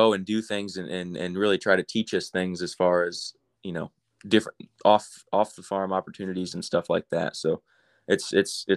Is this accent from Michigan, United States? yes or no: yes; Bronson, Michigan, United States; moved away; I come from Southern Michigan, a little town called Bronson. Had about 85 kids in my graduating class, so kind of small, small rural town